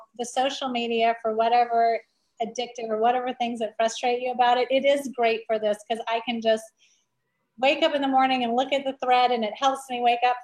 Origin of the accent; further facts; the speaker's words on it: Louisiana, United States; moved away as an adult; also born or lived in an hour south of New Orleans; now in California, United States; I'm born and raised in Louisiana. I finished high school there, and then I came out to college in California